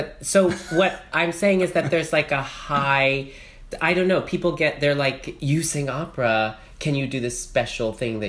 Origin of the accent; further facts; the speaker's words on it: North Carolina, United States; I was born in North Carolina to two psychologist parents. They taught at Duke University.